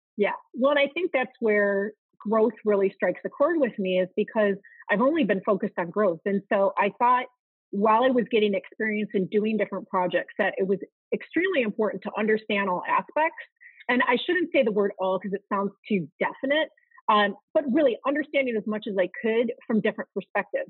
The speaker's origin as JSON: {"language": "English", "area": "outside of Chicago", "region": "Illinois", "country": "United States", "tie": "born or raised there", "said": "I grew up in Chicago, outside of Chicago, Illinois"}